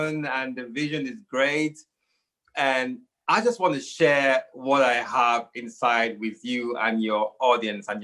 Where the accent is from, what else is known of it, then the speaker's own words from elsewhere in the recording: Nigeria; now in United Kingdom; I'm here in the United Kingdom. I was born here. I grew up in Nigeria because, you know, as a young child, my parents took us back home